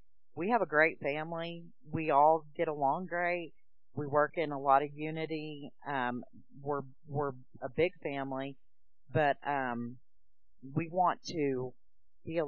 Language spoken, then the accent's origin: English; Oklahoma, United States; moved away as an adult; now in Tennessee, United States; we're from Oklahoma originally. We've moved to Tennessee in 2013 near my husband's family.